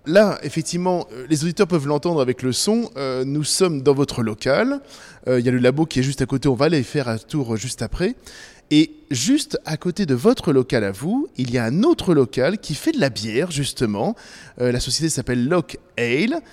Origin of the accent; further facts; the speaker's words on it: Provence-Alpes-Côte d'Azur, France; je suis provençal